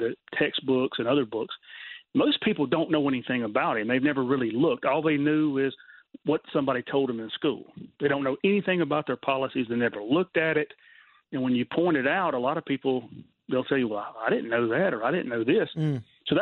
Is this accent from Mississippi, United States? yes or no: yes; Mississippi, United States; moved away; I'm a Southerner. I'm originally from Mississippi